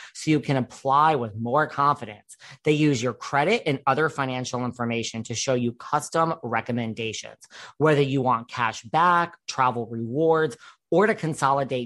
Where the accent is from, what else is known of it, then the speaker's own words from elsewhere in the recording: New York City, New York, United States; I'm from New York City